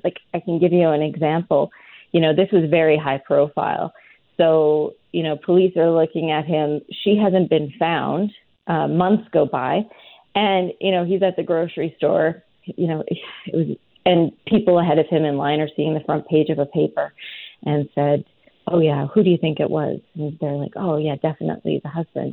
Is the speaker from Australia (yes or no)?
no; rural Alberta, Canada; I'm from a really small farming community in rural Alberta.